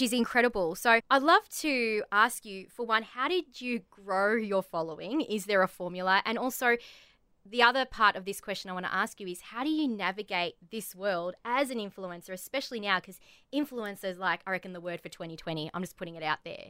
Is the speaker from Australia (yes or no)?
yes; Australia; accent: Australian